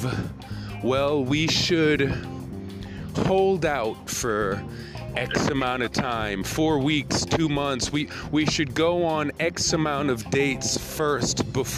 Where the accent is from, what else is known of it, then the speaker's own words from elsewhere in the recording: United States; moved away as an adult; also born or lived in Japan; as an American black man in Japan